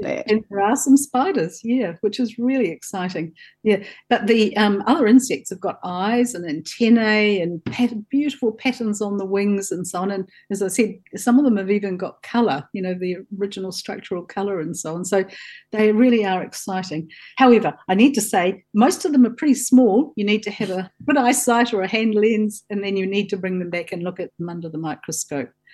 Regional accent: Southland, New Zealand; I grew up in Southland on a farm

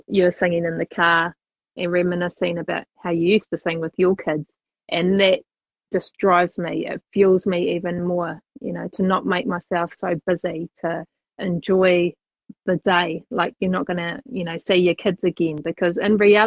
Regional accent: Christchurch, Canterbury, New Zealand; moved away; Born and bred in Christchurch

